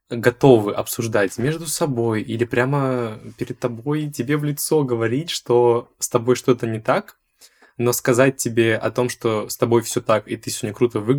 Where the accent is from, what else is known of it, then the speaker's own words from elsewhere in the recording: Kotelnikovo, Volgograd Oblast, Russia; moved away as an adult; now in Moscow, Russia; Я вот, например, из э, Волгоградской области, город Котельниково. Это не Котельники, это Котельниково.